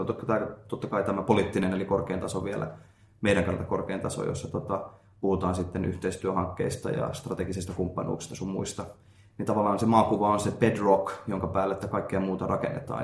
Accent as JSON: {"language": "Finnish", "country": "Finland", "moved": "yes", "lives_now": "Japan", "said": "olen Suomesta"}